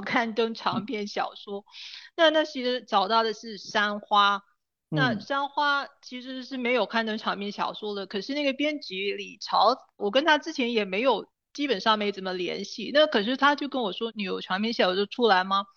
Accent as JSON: {"language": "Chinese", "town": "Ipoh", "region": "Perak", "country": "Malaysia", "tie": "born or raised there", "moved": "yes", "said": "回首看怡保的话，我会说我其实很庆幸自己是在这么一个地方土生土长的"}